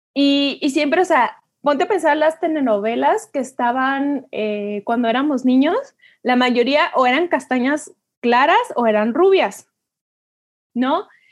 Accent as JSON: {"language": "Spanish", "country": "Mexico", "said": "como mujeres mexicanas"}